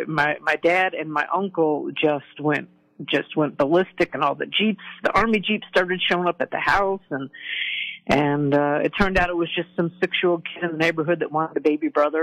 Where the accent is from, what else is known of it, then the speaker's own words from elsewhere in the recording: Virginia Beach, Virginia, United States; born there; Well, I was born at Virginia Beach Hospital, which no longer exists.